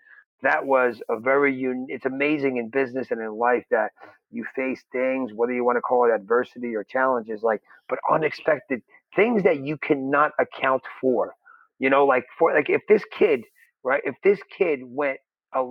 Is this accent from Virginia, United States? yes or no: no; New Jersey, United States; I'm from New Jersey here, and I've been around some bad stuff over here